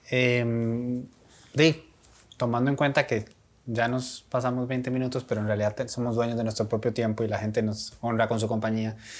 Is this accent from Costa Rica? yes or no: yes; Costa Rica; uno como costarricense